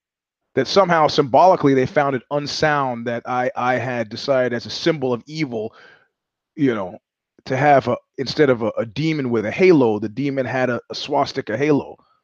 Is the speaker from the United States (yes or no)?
no; Georgia; I grew up in Georgia and not the southern state.